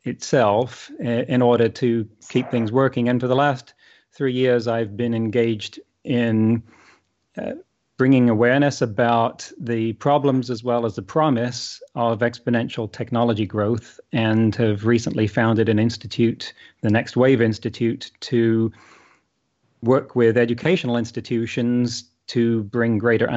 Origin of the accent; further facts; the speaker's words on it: United Kingdom; moved away as an adult; now in United States; I came from the United Kingdom. I was born there, went to Cambridge University for computer science, moved from there to the United States to work for NASA's Jet Propulsion Laboratory, moved from there about 20 years ago and kept working for them remotely.